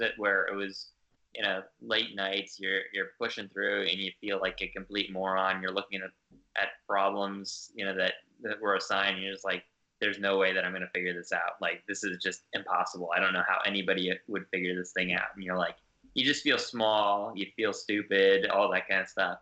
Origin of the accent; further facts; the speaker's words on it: Northern Virginia, United States; I grew up in Northern Virginia